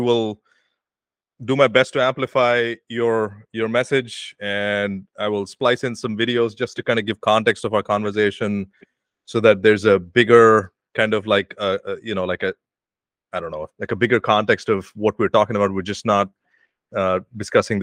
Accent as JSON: {"language": "English", "country": "India", "moved": "as an adult", "lives_now": "United States", "said": "my country, which is my home country"}